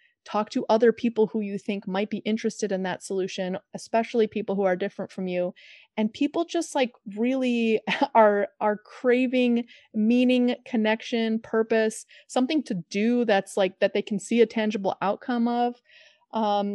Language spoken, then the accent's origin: English; Chicago, Illinois, United States; I'm from Chicago